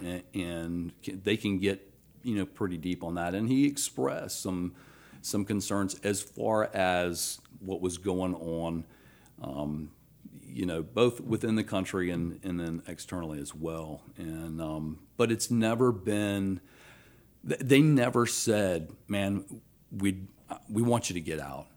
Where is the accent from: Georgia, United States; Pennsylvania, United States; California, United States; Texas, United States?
Georgia, United States; Athens; moved away as an adult; also born or lived in Alabama; now in Baton Rouge, United States; born in Alabama, raised in Athens, Georgia